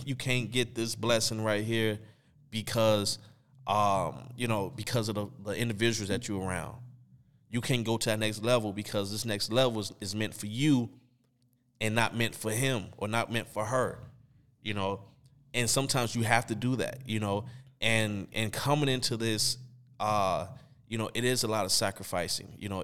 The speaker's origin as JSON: {"language": "English", "town": "Chicago", "region": "Illinois", "country": "United States", "tie": "born or raised there", "said": "we growing up in Chicago, and at this time, we in high school"}